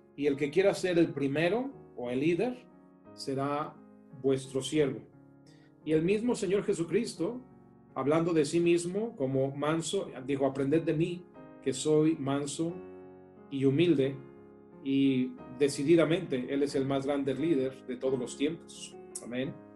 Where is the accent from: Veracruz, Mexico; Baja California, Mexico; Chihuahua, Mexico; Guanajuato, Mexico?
Guanajuato, Mexico; León; moved away as an adult; also born or lived in New York / New Jersey; Nos conocimos estudiando sistemas computacionales en el TEC de Monterrey en León yo ahí crecí, en Guanajuato